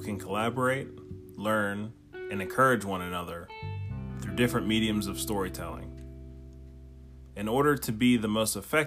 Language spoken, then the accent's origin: English; Steubenville, Ohio, United States; from Steubenville, Ohio, which is my hometown